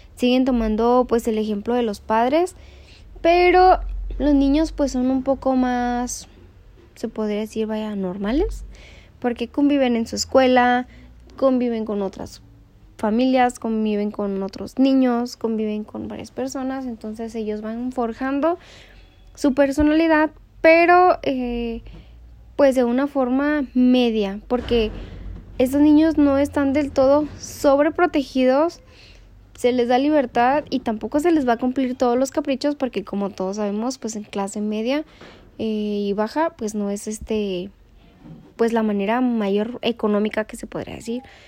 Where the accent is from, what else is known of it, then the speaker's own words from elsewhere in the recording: Mexico; como mexicana yo lo adapto